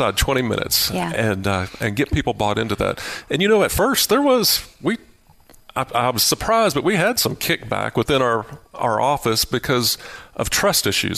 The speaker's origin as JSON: {"language": "English", "town": "Lubbock", "region": "Texas", "country": "United States", "moved": "as an adult", "said": "I was from Lubbock and had the opportunity to move back and work with them"}